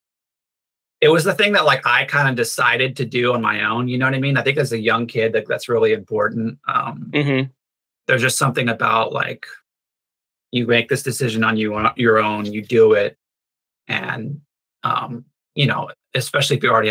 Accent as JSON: {"language": "English", "region": "North Carolina", "country": "United States", "tie": "born or raised there", "said": "I grew up in North Carolina"}